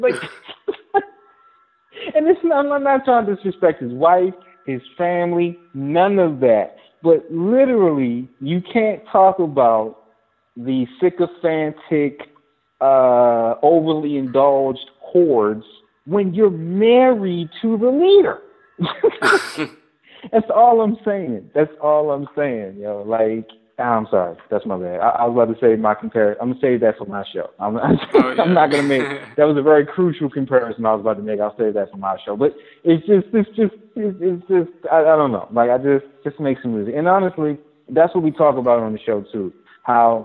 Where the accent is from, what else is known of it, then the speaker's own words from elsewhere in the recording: Baltimore, Maryland, United States; I'm from Baltimore, I'm a West Sider